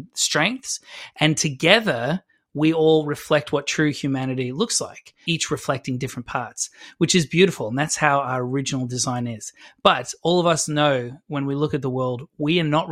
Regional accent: Adelaide, South Australia, Australia; I'm from Adelaide

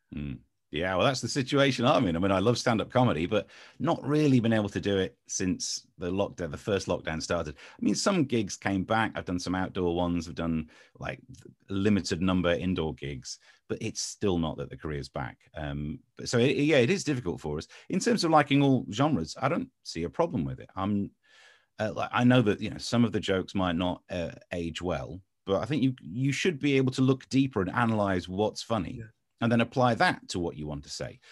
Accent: Ashfield, Nottinghamshire, East Midlands, United Kingdom; moved away as an adult; also born or lived in London / Essex / Swindon / Crawley; now in Kent, United Kingdom; I was from Nottinghamshire, man, just next to Mansfield, in Ashfield, and yeah, lived there until I went off to university

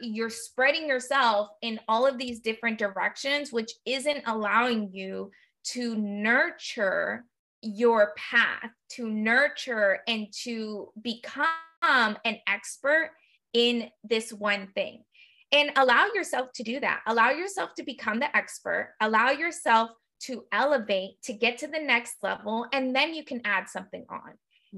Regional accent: United States; I was born and raised, you know, as a first generation, I was born and raised in the United States

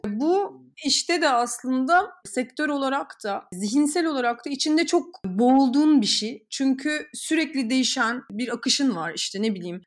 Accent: Samsun, Turkey; 2001 Amerika AFS'liyim. Samsun'dan gittim.

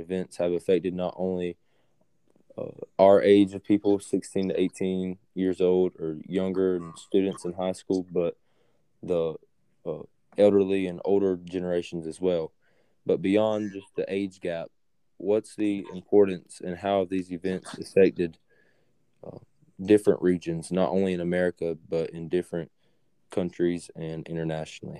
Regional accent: United States; as an American

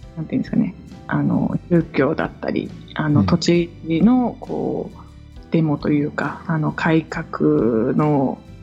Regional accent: Niigata, Japan; moved away as an adult; also born or lived in Tokyo / Kagawa; 出身は新潟市なんです

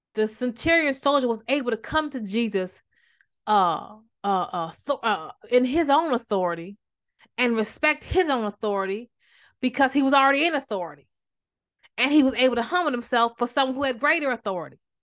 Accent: Maryland, United States; I'm from Maryland

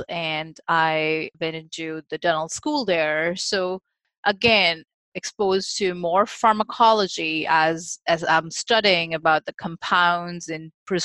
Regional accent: India; moved away; I, who was actually growing up in India

